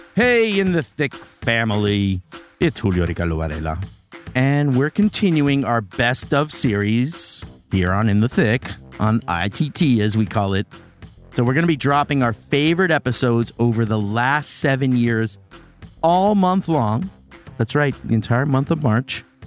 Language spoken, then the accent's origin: English; New York City, New York, United States; I still think about the times growing up in the Bronx when that was happening